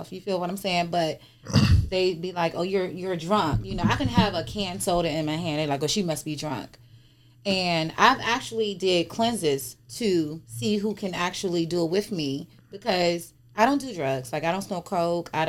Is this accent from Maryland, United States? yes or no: yes; Maryland, United States; I'm actually from Maryland. Okay. Born, raised, and reside.